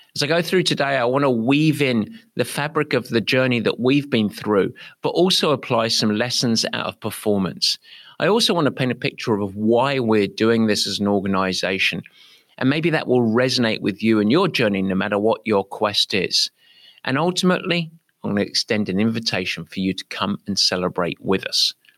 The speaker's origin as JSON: {"language": "English", "region": "England", "country": "United Kingdom", "moved": "yes", "lives_now": "San Francisco, United States", "said": "I'm English"}